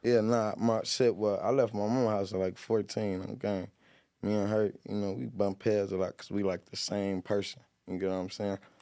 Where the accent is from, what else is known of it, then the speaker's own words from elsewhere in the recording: Long Beach, California, United States; I'm from Long Beach, man. I grew up on the north side and the east side